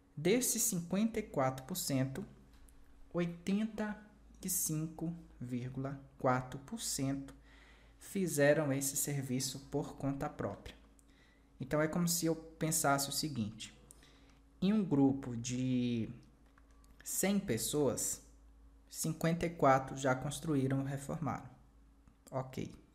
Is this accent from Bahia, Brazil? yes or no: yes; Bahia, Brazil; no Nordeste, né, que é a região é, que eu pertenço, né, eu sou baiano